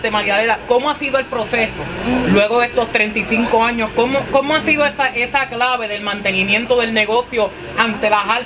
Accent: Comerío, Puerto Rico; los comerciantes de mi pueblo comerío.

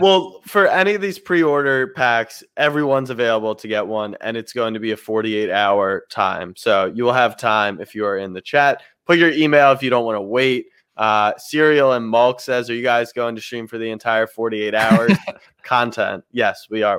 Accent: Maryland, United States; I grew up in Maryland

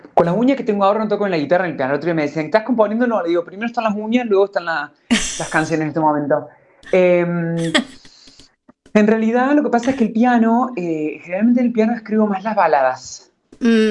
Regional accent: Córdoba, Argentina; moved away as an adult; also born or lived in Buenos Aires, Argentina / Mexico; now in Madrid, Spain; yo nací en Córdoba y me fui a los 18, me fui a Buenos Aires.

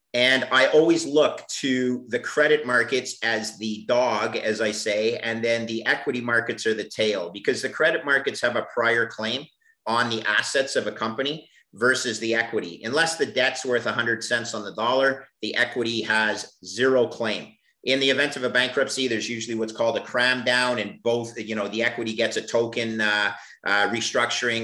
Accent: Canada; I'm Canadian

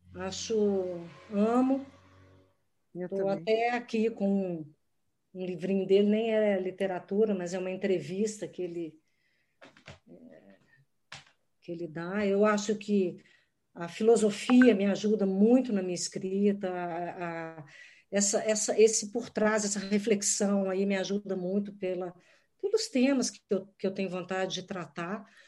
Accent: Minas Gerais, Brazil; Como mineira

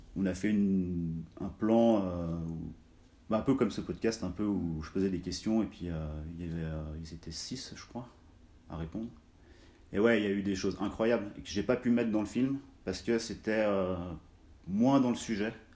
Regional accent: Cluses, Auvergne-Rhône-Alpes, France; je suis originaire de la vallée de l'Arve, de Cluse, qui est située entre euh, Chamonix et Annemasse. Euh, j'ai grandi en Haute-Savoie

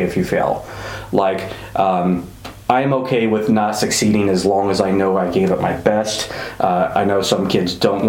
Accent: Springfield, Illinois, United States; moved away as an adult; also born or lived in Normal, Illinois; now in Macomb, United States; I'm originally from Springfield. I went to high school in Springfield, graduated from Springfield Southeast.

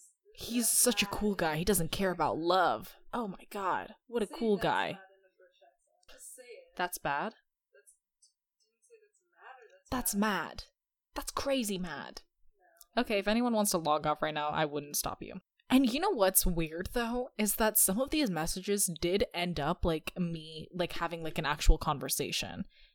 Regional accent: United Kingdom; I'm actually British, by the way, even though I study at college.

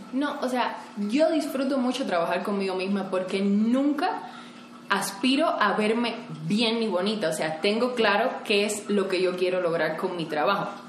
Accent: Cuba; now in Mexico; yo vengo de Cuba, creo que tenía menos oportunidades que muchas personas, o sea, vivía en una isla alejada del mundo donde prácticamente no hay internet

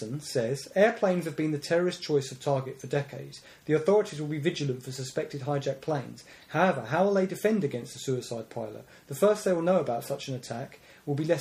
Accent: London, United Kingdom; you and I come from London and South East London

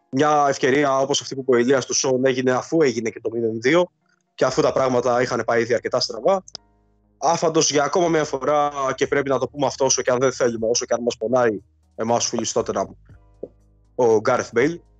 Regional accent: Pefki, Greece; από ποιο χωριό. Τι σου φαίνεται περίεργο. από το χωριό τη Πεύκη.

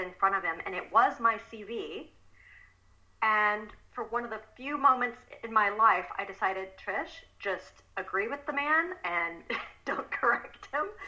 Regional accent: Texas, United States; moved away as an adult; also born or lived in Belgium; I'm originally from Texas, but I moved to Belgium to marry my Belgian husband many years ago.

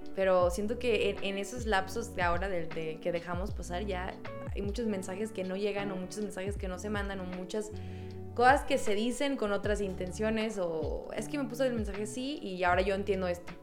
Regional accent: Mexico; cuando naces aquí y hablas con otro mexicano, luego, luego hay una conexión

